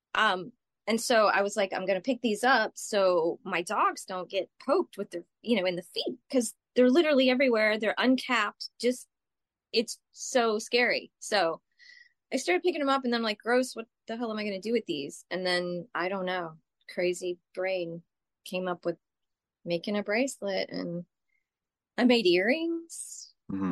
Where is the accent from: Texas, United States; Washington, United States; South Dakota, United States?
Texas, United States; moved away as an adult; now in New York, United States; I grew up in Texas